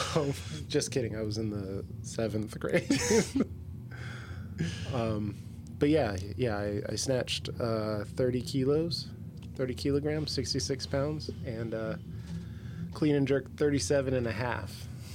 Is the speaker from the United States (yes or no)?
yes; the South, United States; Yeah, I'm from the South.